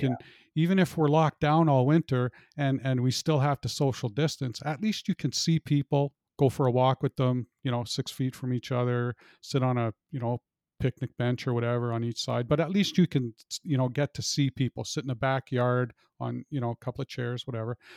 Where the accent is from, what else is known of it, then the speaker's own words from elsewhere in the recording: Canada; I'm a Canadian